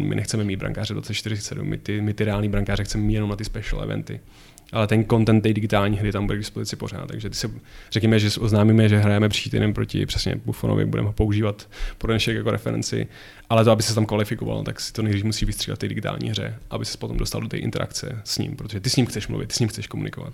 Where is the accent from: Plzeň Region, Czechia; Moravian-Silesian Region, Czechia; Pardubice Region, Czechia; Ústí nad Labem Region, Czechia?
Plzeň Region, Czechia; Plzeň; já jsem chodil na stejnou základku jako on v Plzni na fotbalovou